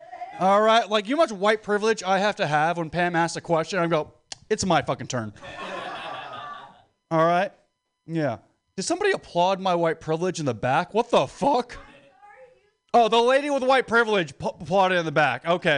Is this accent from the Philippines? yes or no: yes; Philippines; Hey, I'm Filipino. I'm allowed to say that.